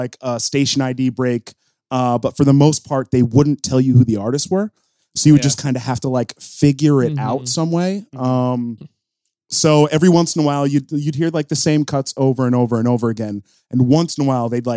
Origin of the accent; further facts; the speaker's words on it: outside of Albany, New York, United States; I grew up outside of Albany.